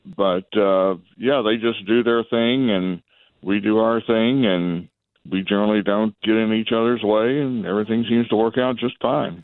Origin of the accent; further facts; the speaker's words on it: northwest Tennessee, United States; my hometown, neck of the woods, uh, in northwest Tennessee